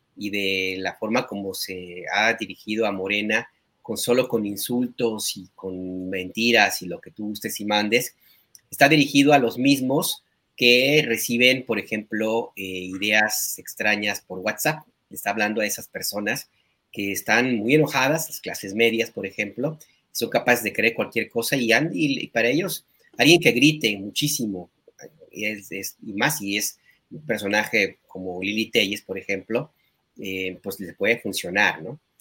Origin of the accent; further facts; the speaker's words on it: Jalisco, Mexico; moved away; mi tierra, ahí en Jalisco